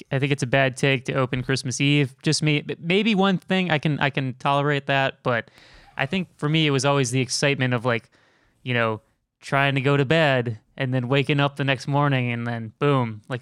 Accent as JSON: {"language": "English", "town": "Chicago", "region": "Illinois", "country": "United States", "said": "Where are you from? Chicago. Chicago."}